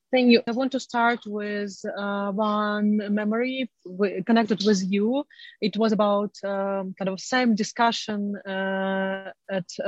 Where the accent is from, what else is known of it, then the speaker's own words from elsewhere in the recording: Crimea, Ukraine; moved away; I'm originally from Crimea and I'm Crimean Tatar